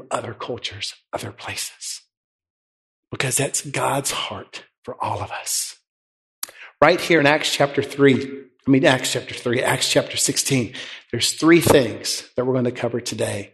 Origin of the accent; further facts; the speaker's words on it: West Tennessee, United States; also born or lived in Wheaton / Mexico; I grew up in West Tennessee